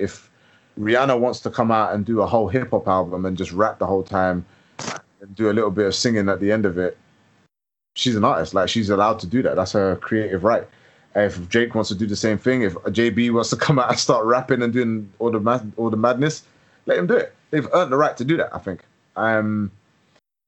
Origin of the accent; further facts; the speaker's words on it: London, United Kingdom; also born or lived in Edinburgh; growing up in London